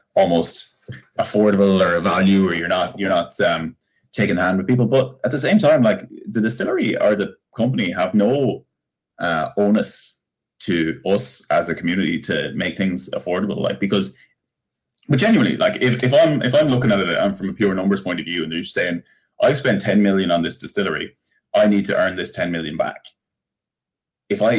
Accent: Bunclody, Leinster, Ireland; I'm from Bunclody.

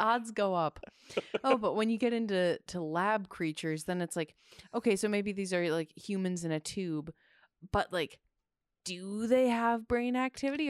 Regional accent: Midwest, United States; I grew up in the Midwest

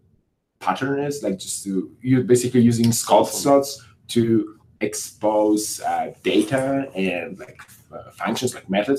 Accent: Wrocław, Lower Silesian Voivodeship, Poland; I'm from Poland, Wrocław

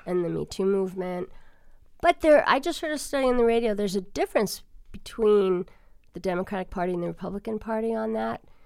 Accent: Long Island, New York, United States; moved away; I'm from New York, in New York, on Long Island, Levittown, where my, my relatives lived

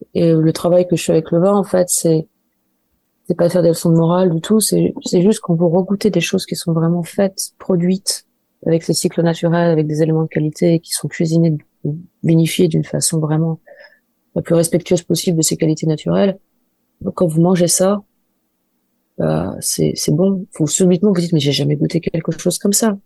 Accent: Angers, Pays de la Loire, France; je suis d'Angers, j'ai grandi à Angers, dans la banlieue angevine

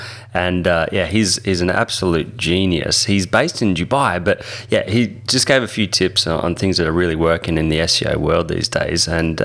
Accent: Melbourne, Victoria, Australia; So, yeah, I'm from Melbourne.

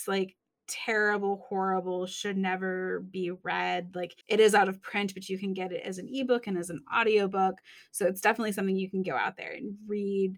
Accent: Michigan, United States; I'm from Michigan

